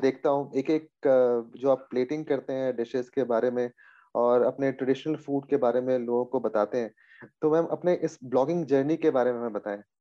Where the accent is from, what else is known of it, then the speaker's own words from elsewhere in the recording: Bihar, India; एक छोटे से शहर बिहार में मेरा जन्म हुआ